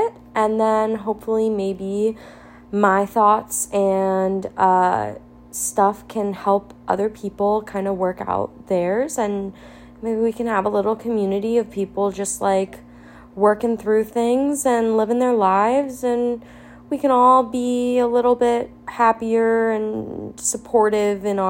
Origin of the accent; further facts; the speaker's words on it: New Jersey, United States; moved away; I am originally from New Jersey. Love being from New Jersey, but also will never go back